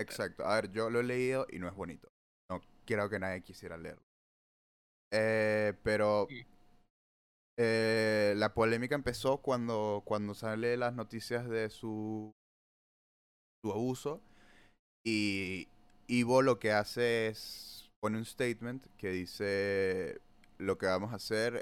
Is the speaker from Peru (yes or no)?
yes; Peru; en mi época como buen peruano